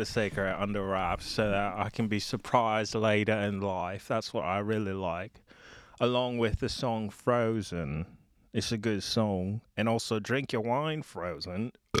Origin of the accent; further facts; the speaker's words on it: Napa, California, United States; Straight from California.